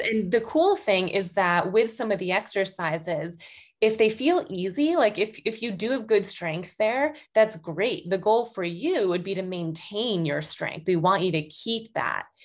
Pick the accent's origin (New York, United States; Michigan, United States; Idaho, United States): New York, United States; Buffalo; moved away as an adult; also born or lived in Boston, Massachusetts; recently, right before COVID, actually, moved back to my hometown near Buffalo